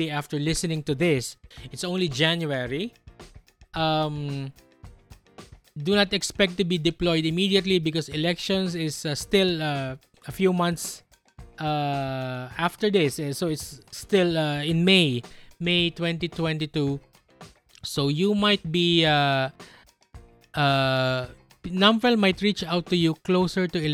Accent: Philippines

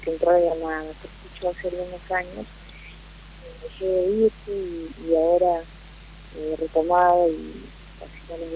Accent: Lima, Peru; born there; En Lima.

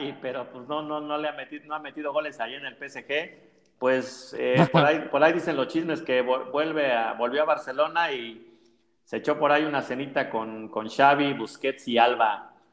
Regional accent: Mexico

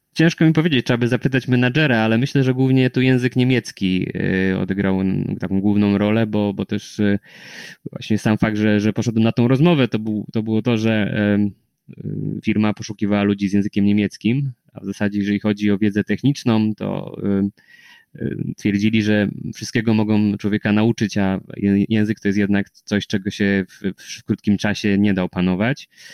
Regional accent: Poland

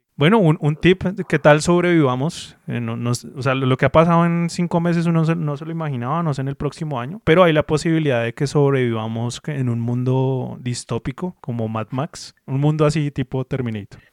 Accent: Colombia; also born or lived in Bogotá; uno como colombiano

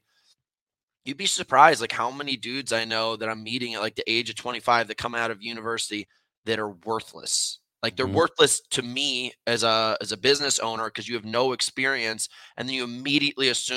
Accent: United States; moved away; also born or lived in Connecticut / New York; My family, I'm from Connecticut and New York, and my dad's side of the family's in Detroit

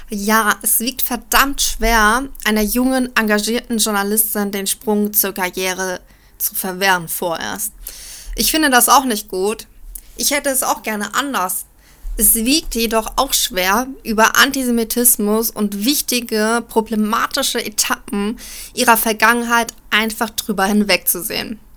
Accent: Frankfurt, Hesse, Germany; Ich bin in der Großstadt Frankfurt aufgewachsen und das in der Blütezeit quasi des Salafismus.

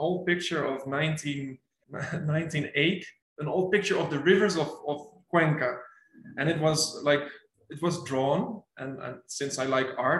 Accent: Netherlands; English is a second language; now in Ecuador; I'm actually from the Netherlands

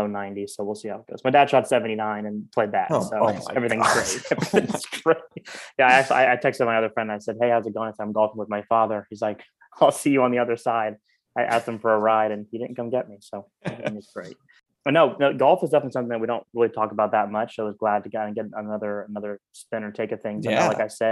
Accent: Orlando, Florida, United States; I'm from Orlando and don't know as much about Disney since I was born and raised in the city where it exists

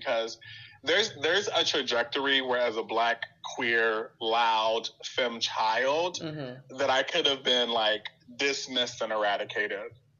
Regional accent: Chicago, Illinois, United States; Like, partly why I'm so staunchly, like, I'm still from Chicago is I spent most of my summers in Chicago

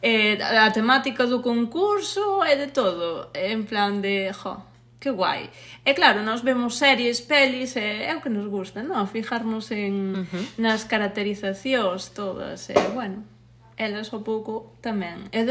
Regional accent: Teo, Galicia, Spain; son de Bamonde, de Teo, Pamón é unha parroquia de Teo

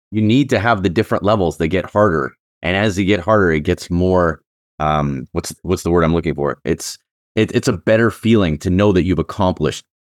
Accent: Canada; I'm actually a Canadian

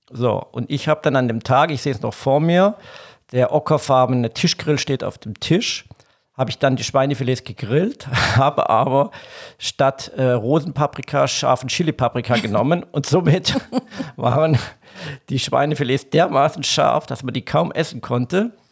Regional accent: Donaueschingen, Baden-Württemberg, Germany; Ja, ursprünglich, ich bin im Schwarzwald geboren, genau in Donaueschingen, zwischen der Nähe von Freiburg, besser gesagt zwischen Freiburg und Bodensee. Und der Bodensee in der Richtung bin ich geboren, groß geworden, auf einem Bauernhof

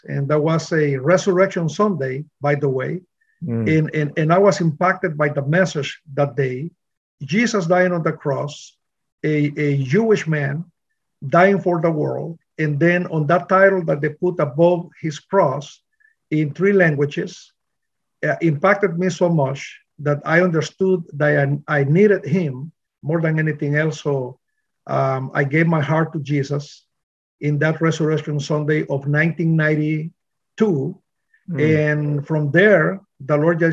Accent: Honduras; moved away as an adult; also born or lived in New Orleans / Miami; now in Bradenton, United States; I grew up in Honduras, Central America. And then I moved to the States in 1986

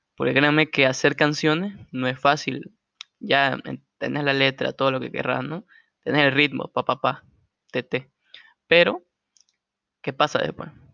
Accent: Santa Cruz de la Sierra, Santa Cruz, Bolivia; yo soy boliviano, soy de Santa Cruz, esta tierra hermosa.

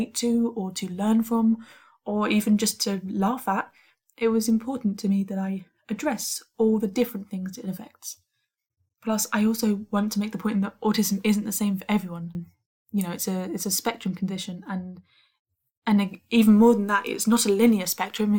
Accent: United Kingdom; I'm a Brit

